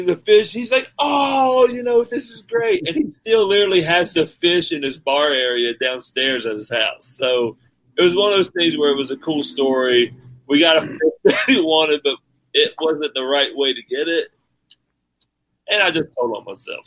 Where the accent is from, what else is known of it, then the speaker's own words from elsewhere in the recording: Appalachian area, United States; accent: country; I'm country as hell, my man. I grew up in the Appalachian area.